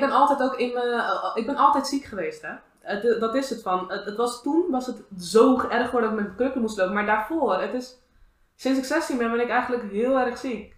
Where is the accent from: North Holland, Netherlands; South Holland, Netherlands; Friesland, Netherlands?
South Holland, Netherlands; Moerwijk; van waar ik vandaan kwam